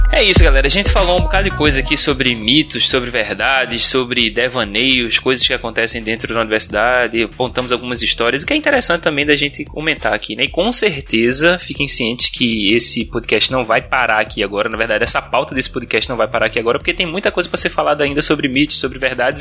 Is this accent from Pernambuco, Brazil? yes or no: yes; Recife, Pernambuco, Brazil; como bom recifense